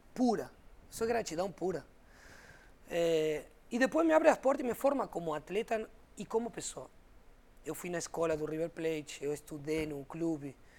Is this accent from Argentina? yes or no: yes; Argentina